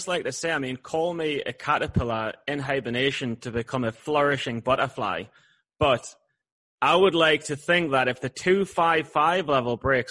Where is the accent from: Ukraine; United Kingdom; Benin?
United Kingdom; I'm British.